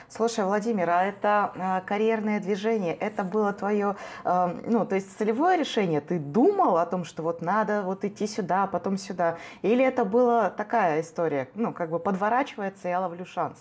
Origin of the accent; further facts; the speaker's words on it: Omsk, Omsk Oblast, Russia; я же просто из Омска